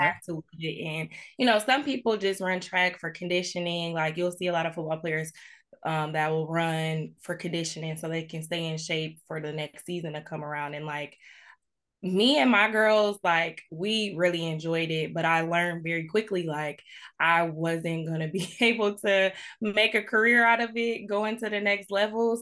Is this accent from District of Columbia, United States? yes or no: no; Farmington Hills, Michigan, United States; moved away as an adult; born and raised in Metro Detroit, um, I've recently moved back to, uh, the area in twenty nineteen. Um, I grew up in Farmington Hills, Michigan